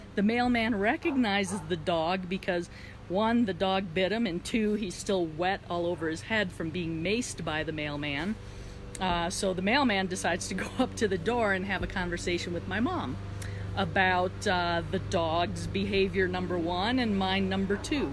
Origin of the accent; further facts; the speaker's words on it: Wisconsin, United States; And I grew up in Wisconsin, so winters there are very cold.